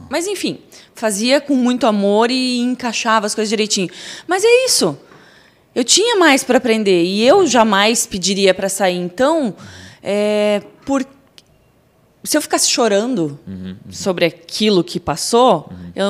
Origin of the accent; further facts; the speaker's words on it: Curitiba, Paraná, Brazil; Curitiba. Curitibana.